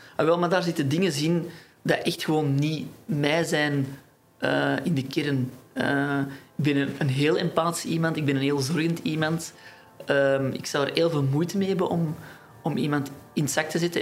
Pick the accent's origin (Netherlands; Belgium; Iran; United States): Belgium; Antwerp, Flanders; ik kom uit Antwerpen